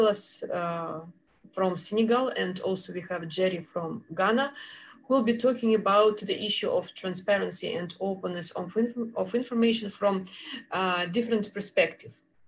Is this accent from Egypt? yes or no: no; Russia; I'm from Russia